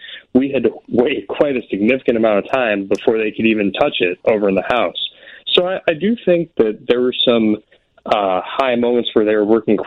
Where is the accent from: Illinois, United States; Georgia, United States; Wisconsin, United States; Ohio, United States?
Illinois, United States; Alsip; I grew up in the Alsip area.